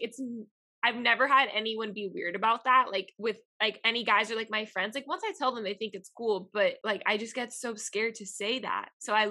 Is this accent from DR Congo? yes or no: no; Miami, Florida, United States; accent: Miami; first language Spanish; English is a second language; I have a Miami accent. And it comes out a lot when I'm home